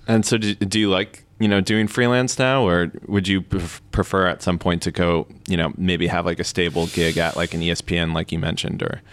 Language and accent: English; United States; as an American